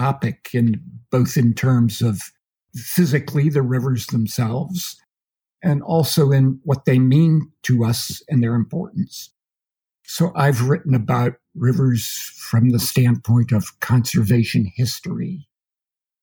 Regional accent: Pennsylvania, United States; moved away as an adult; also born or lived in Idaho; now in Port Orford, United States; I'm from Pennsylvania originally, so this was a big change for me, you know, coming to the Rocky Mountains.

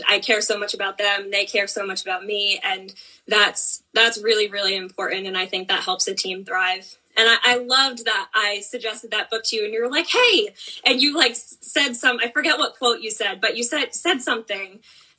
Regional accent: Blackstone-Millville, Massachusetts, United States; I was a part of the Blackstone Millville Regional Marching Band

